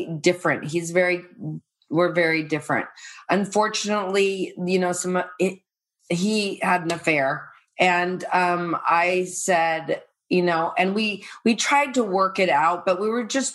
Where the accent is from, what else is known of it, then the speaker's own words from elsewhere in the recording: Irvine, California, United States; also born or lived in Playa del Rey / San Diego / Calabasas; I'm from Irvine, also in Playa del Rey